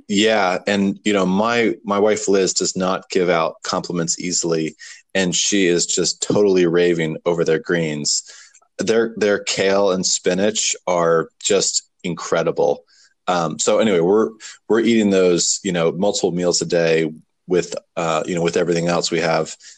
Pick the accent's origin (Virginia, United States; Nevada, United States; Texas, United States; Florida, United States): Virginia, United States; Warrenton; also born or lived in Charlottesville; we moved back to my hometown